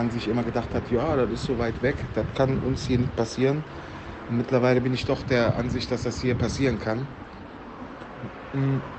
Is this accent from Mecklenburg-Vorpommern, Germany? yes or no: no; Cologne, North Rhine-Westphalia, Germany; ich bin in Südstadt jung, ne? aufgewachsen am Plotikplatz, Plotigplatz, äh, geboren äh, in der Erse Straße.